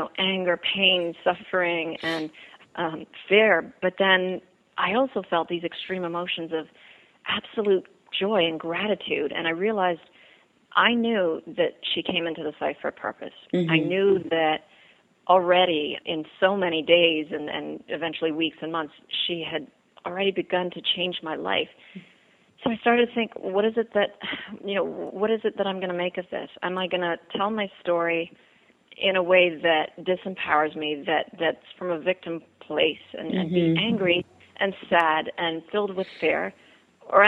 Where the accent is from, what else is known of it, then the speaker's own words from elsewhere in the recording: Nassau, New Providence, Bahamas; also born or lived in England; I'm from Nassau, Bahamas. I grew up here.